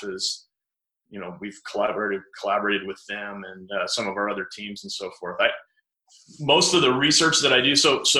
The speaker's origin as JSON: {"language": "English", "town": "Grand Junction", "region": "Colorado", "country": "United States", "tie": "born or raised there", "also_born_or_lived": "Iowa", "moved": "yes", "lives_now": "St. George, United States", "said": "I grew up in Grand Junction, Colorado"}